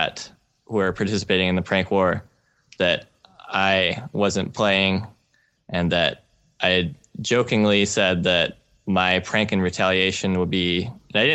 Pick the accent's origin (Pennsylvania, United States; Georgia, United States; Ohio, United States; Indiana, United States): Georgia, United States; we're from Georgia.